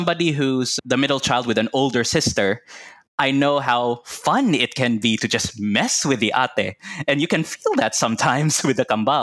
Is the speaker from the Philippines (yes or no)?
yes; Cebu, Central Visayas, Philippines; English is a second language; moved away as an adult; now in New Zealand; I grew up in the Philippines. But like most, or rather like many Cebuanos, our Tagalog is not up to par